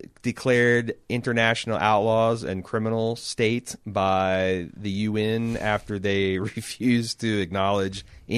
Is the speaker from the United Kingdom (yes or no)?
yes; United Kingdom; Personally, as a Brit, I'm going to enjoy the hell of the season